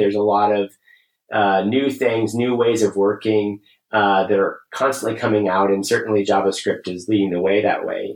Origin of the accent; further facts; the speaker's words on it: Kansas, United States; I grew up in Kansas